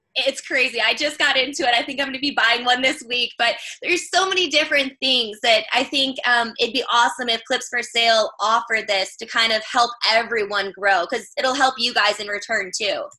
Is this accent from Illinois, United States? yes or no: yes; Chicago, Illinois, United States; moved away as an adult; now in North Carolina, United States; I'm from Chicago originally, but I got into this after I relocated down to North Carolina